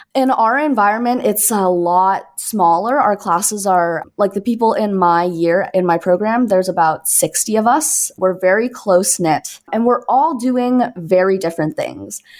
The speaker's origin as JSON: {"language": "English", "town": "Toronto", "region": "Ontario", "country": "Canada", "moved": "as an adult", "lives_now": "Brooklyn, United States", "said": "I'm originally from Toronto, Canada"}